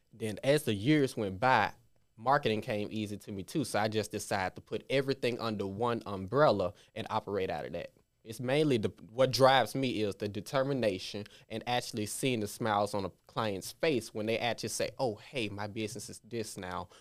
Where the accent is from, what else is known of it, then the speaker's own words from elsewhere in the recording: Memphis, Tennessee, United States; I grew up in all areas of Memphis, Frazier, Raleigh, Hickory Hill